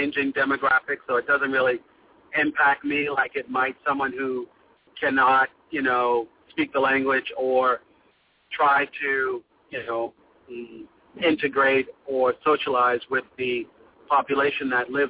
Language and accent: English; Boston, Massachusetts, United States; now in Miami, United States; Well, I'm originally from Boston, but I live in Miami, and I speak fluent Spanish.